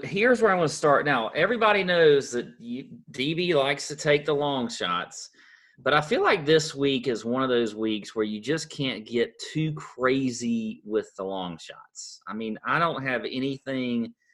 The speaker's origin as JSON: {"language": "English", "town": "Augusta", "region": "Georgia", "country": "United States", "said": "we're from Augusta"}